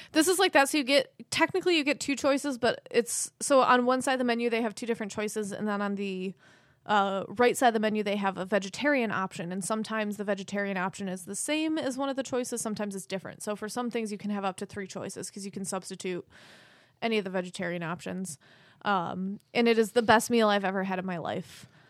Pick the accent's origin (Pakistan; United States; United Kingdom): United States; Fairport, New York; accent: Rochester; I'm a white girl from Fairport